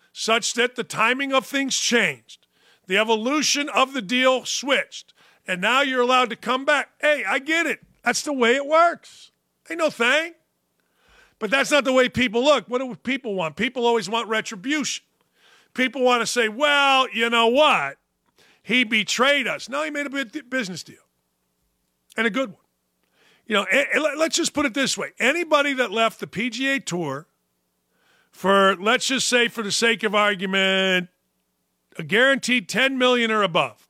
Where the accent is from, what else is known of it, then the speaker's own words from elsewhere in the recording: Gary, Indiana, United States; northern Indiana, my hometown, Gary, Indiana